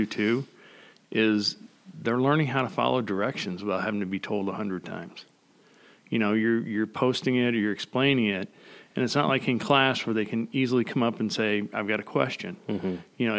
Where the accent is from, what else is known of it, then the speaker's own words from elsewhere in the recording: High Ridge, Missouri, United States; also born or lived in Jefferson City, Missouri / Afton, Missouri; I grew up in pretty much in High Ridge. I was born near Jeff City